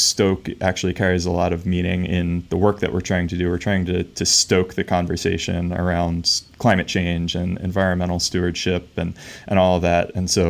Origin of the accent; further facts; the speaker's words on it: Pennsylvania, United States; And I grew up just outside of Philadelphia in this like old farm town that has since been converted to suburbia